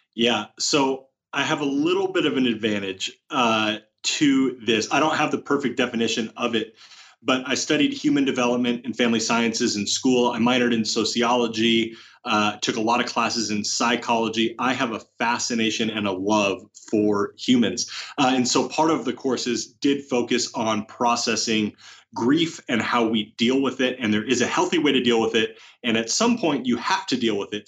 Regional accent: Oregon, United States; moved away as an adult; now in Rancho Cucamonga, United States; growing up in Oregon

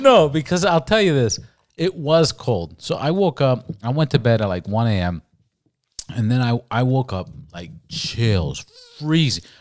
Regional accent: Los Angeles, California, United States; also born or lived in Miami; South Commonwealth is where I used to fucking live and grew up when I came back from Miami

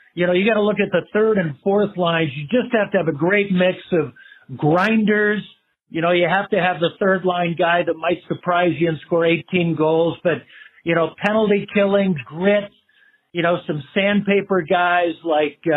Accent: Chicago, Illinois, United States; now in Denver, United States; growing up in Chicago

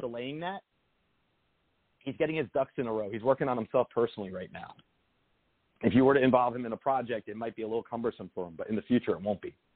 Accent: Lodi, New Jersey, United States; moved away; I was from Bergen County, a town called Lodi. It's a small town outside New York City

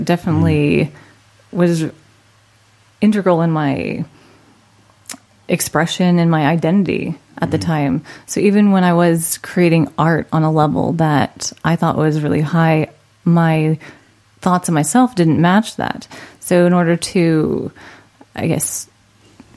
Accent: Orem, Utah, United States; also born or lived in Idaho Falls, Idaho; now in Orange County, California, United States; I grew up in Utah.

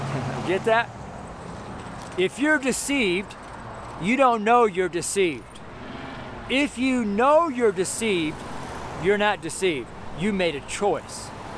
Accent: Washington, United States; also born or lived in Coeur d'Alene, Idaho / Spokane; Like here in America, when I'm from Washington and Idaho, I lived in Coeur d'Alene, Idaho for several years in Spokane.

